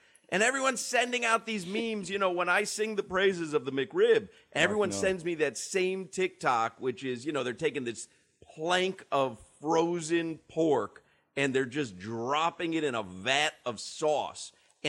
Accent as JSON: {"language": "English", "town": "Chicago", "region": "Illinois", "country": "United States", "tie": "born or raised there", "moved": "yes", "lives_now": "South Florida, United States", "said": "I grew up in Chicago"}